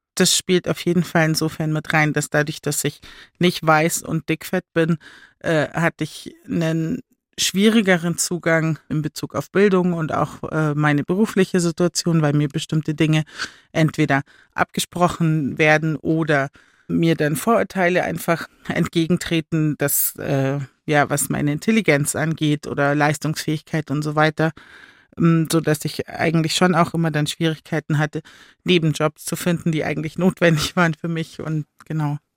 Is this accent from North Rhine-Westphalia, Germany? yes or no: no; Chiemsee, Bavaria, Germany; now in Munich, Germany; ich bin am Chiemsee aufgewachsen